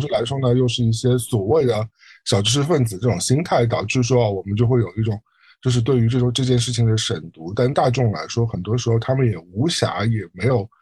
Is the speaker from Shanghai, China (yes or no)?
yes; Shanghai, China; now in New York, United States; 我一个从上海来的人，我理论上对上海这种夏天的热和冬天的冷应该是非常适应